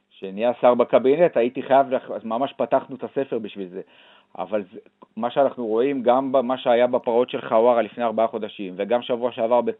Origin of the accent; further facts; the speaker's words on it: Judea and Samaria, Israel; גדלתי ביישוב נורמלי שהוא היה בשומרון, הייתה אידיאולוגיה של ארץ ישראל השלמה